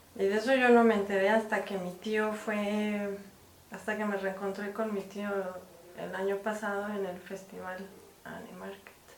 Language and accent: Spanish; Mexico; soy mexicana